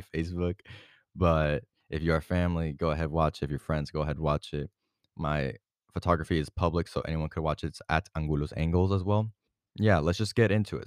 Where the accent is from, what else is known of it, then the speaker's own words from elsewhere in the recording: Puerto Rico; moved away; my family and I went through Puerto Rico, my hometown, my home island